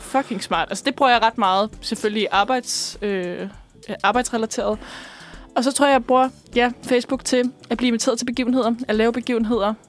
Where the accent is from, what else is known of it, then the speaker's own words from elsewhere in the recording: Bornholm, Capital Region of Denmark, Denmark; jeg er fra Bornholm